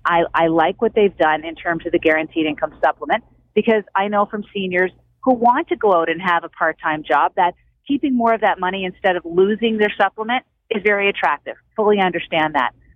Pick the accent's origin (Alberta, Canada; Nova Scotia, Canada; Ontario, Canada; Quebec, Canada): Nova Scotia, Canada; Cape Breton; moved away; I come from Cape Breton where there were company houses